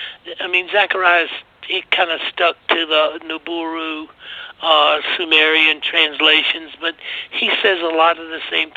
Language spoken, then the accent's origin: English; United States; being an American